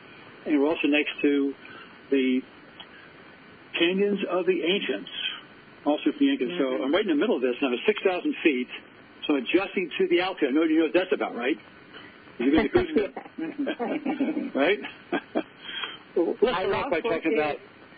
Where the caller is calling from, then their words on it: Cortez, Colorado, United States; I'm calling in from Cortez, Colorado, which, as you know, is right next to Mesa Verde